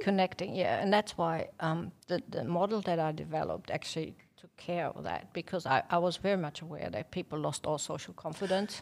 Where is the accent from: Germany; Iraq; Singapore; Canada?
Germany; moved away as an adult; now in Victoria, Australia; I'm German